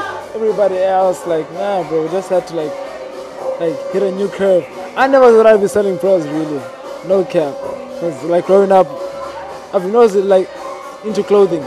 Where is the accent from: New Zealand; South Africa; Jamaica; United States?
South Africa; Cape Town, Western Cape; I come from Ekhayelitsha. I reside in a lot of places, bro. You know, I've moved around a lot in Khayelitsha. I've moved around a lot around Cape Town